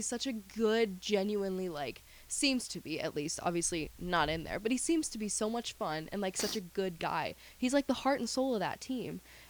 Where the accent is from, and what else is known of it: Kansas City, United States; born or raised there